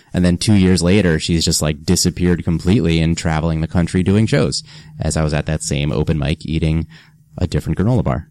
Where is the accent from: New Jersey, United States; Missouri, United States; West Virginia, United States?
New Jersey, United States; Freehold; moved away as an adult; now in New York City, United States; grew up grew up in New Jersey, central Jersey